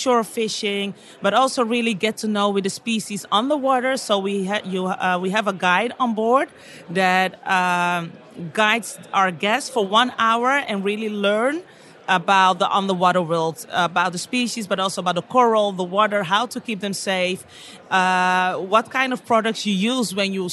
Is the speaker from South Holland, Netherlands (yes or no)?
no; Amsterdam, North Holland, Netherlands; accent: Dutch; English is a second language; moved away as an adult; also born or lived in Bergen, Netherlands; now in Dominican Republic; I was born in Amsterdam, but we live in Bergen, and that's like a small city near to the cheese city, what's called Alkmaar